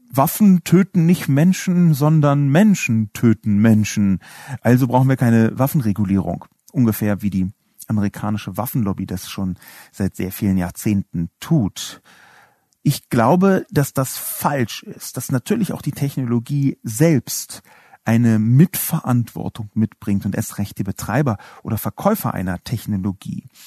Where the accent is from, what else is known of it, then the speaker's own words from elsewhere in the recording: Berlin, Germany; Ich bin in West-Berlin aufgewachsen.